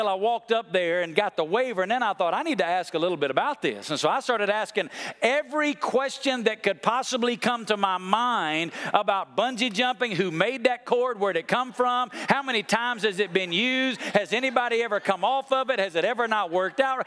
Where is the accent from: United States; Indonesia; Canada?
United States; moved away as an adult; also born or lived in Colorado/Utah; When I grew up in the East Coast in the Smoky Mountains